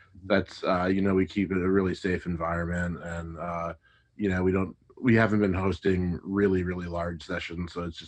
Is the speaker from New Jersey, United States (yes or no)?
yes; New Jersey, United States; also born or lived in New York; now in Los Angeles, United States; I'm from New Jersey originally.